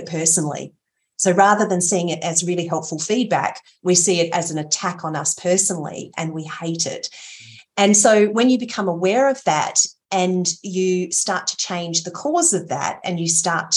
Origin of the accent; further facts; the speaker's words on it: Port Lincoln, South Australia, Australia; I grew up in Port Lincoln, which was, you know, a mid-sized town close